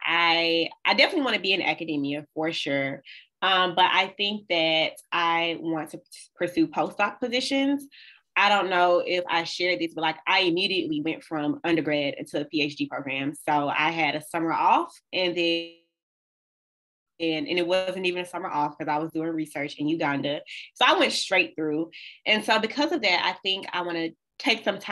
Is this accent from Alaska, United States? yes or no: no; Birmingham, Alabama, United States; moved away as an adult; now in Michigan, United States; I'm from the South, y'all. I was raised in Birmingham, Alabama.